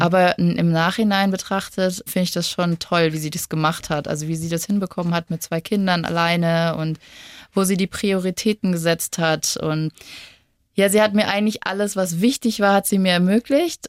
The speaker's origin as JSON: {"language": "German", "town": "Lemgo", "region": "North Rhine-Westphalia", "country": "Germany", "tie": "born or raised there", "moved": "yes", "lives_now": "Munich, Germany", "said": "ich bin ja ursprünglich aus NRW, aus Lemgo."}